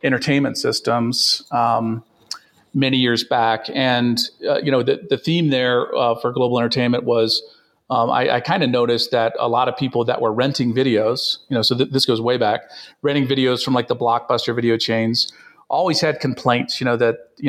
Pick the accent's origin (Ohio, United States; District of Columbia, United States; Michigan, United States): District of Columbia, United States; Washington; moved away as an adult; now in Boulder, United States; I grew up in the Washington, D.C. area